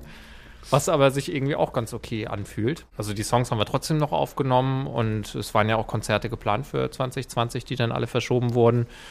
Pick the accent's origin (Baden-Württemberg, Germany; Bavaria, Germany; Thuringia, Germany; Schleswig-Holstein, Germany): Schleswig-Holstein, Germany; Flensburg; moved away; also born or lived in Hamburg; ich komme ja eigentlich aus Flensburg